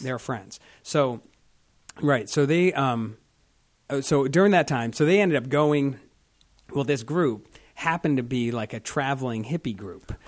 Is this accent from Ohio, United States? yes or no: yes; Marlboro, Ohio, United States; also born or lived in Alliance, Ohio; I grew up in Marlboro